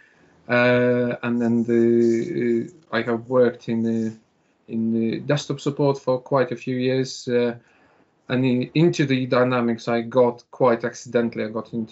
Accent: Lithuania; moved away; I'm actually originally from Lithuania

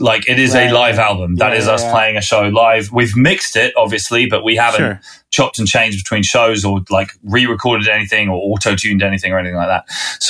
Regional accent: Winchester, South East England, United Kingdom; I'm a southerner from this country. I grew up in Winchester, which is south of London even.

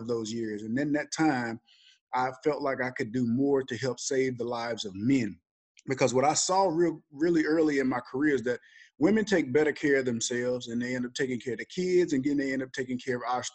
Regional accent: Alabama, United States; So I'm originally from Alabama. I was a pretty good football player in high school.

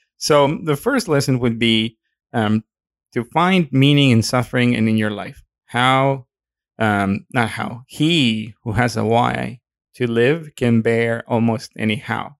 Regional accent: Mexico; accent: Mexican; my accent is showing. Excuse me, my Mexican is showing

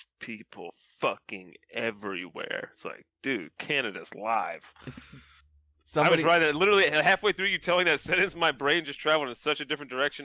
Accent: Southeast, United States; I'm from the Southeast.

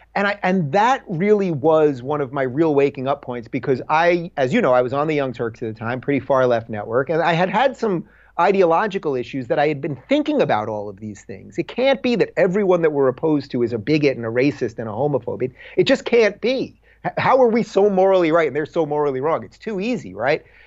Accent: Long Island, New York, United States; I grew up in Long Island in middle class to maybe slightly upper middle class

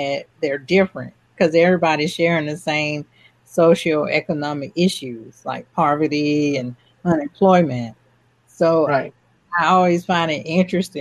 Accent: Atlanta, Georgia, United States; I'm from Atlanta

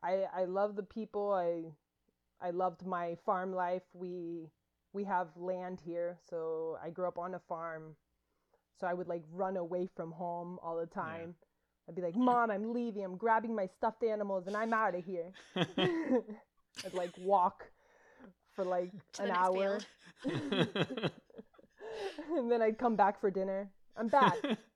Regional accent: Avalon, Georgia, United States; moved away as an adult; also born or lived in Athens, Georgia; now in Miami, United States; I was born in Miami. I grew up in a really small rural town in Georgia. And when I say small, I mean 200 people

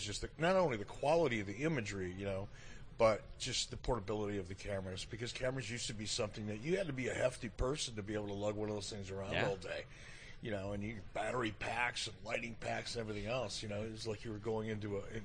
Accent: Detroit, Michigan, United States; moved away as an adult; now in Cody, Wyoming, United States; Growing up in Detroit as a young kid, you know, in the 60s

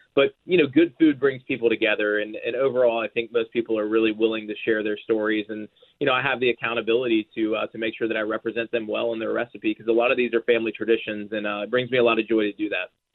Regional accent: Georgia, United States; now in Nashville, United States; I grew up in Georgia

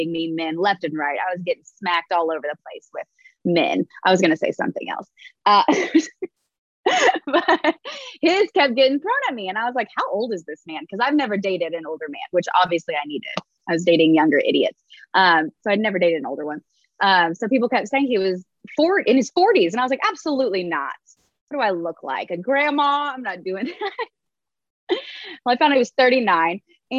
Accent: Indiana, United States; moved away as an adult; now in South Carolina, United States; I'm from Indiana

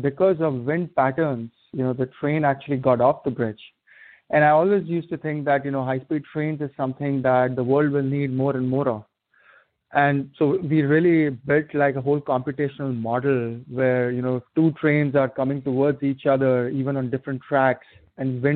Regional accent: India; moved away as an adult; also born or lived in Atlanta, United States; now in Bay Area, United States; grew up in India and, you know, was there till I was 21, 22. Came out to the States

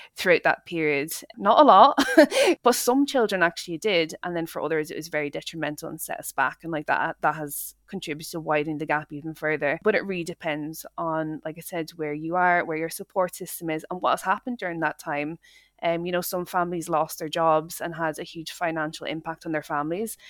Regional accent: Dublin, Leinster, Ireland; moved away as an adult; now in Scotland, United Kingdom; I grew up in Dublin, in Ireland, um, and I moved to Scotland when I was 19 for university

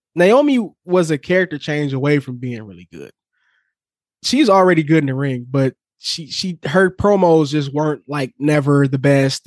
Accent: Detroit, Michigan, United States; growing up on the East Side of Detroit

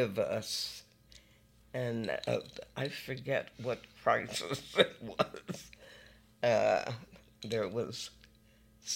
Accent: New York City, New York, United States; being a New Yorker

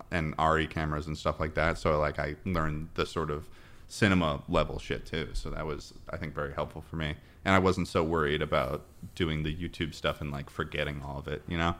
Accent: Massachusetts, United States; moved away as an adult; also born or lived in New York; I'm from Massachusetts

